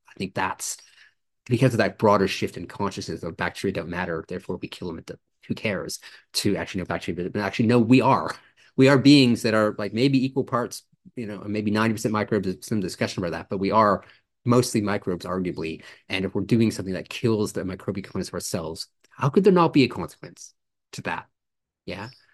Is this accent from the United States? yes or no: no; Canada; now in Australia; I grew up in Canada